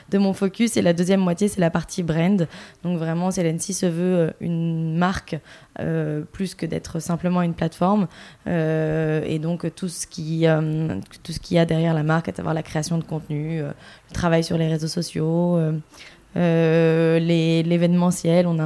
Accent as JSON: {"language": "French", "town": "Bordeaux", "region": "Nouvelle-Aquitaine", "country": "France", "moved": "as an adult", "lives_now": "Paris, France", "said": "j'ai 32 ans et je suis euh, de Bordeaux à l'origine. Je suis installée à Paris maintenant depuis une dizaine d'années."}